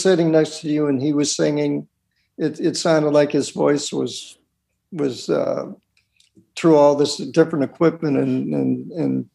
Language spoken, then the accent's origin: English; Lynn, Massachusetts, United States; I grew up in Lynn, Massachusetts, and most of the video was shot in my hometown